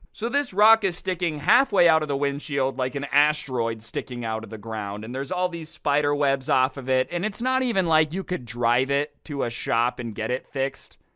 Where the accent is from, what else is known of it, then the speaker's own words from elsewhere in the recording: Las Vegas, Nevada, United States; I grew up in Las Vegas